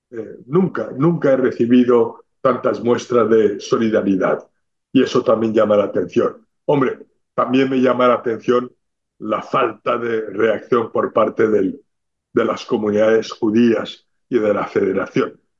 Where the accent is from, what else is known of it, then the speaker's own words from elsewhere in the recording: Spain; para transmitir como ciudadanos españoles que somos lo que teníamos que haber dicho